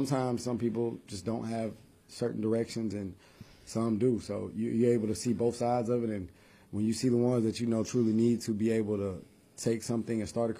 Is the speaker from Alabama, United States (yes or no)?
yes; Phenix City, Alabama, United States; So I'm born and raised in Phenix City, Alabama.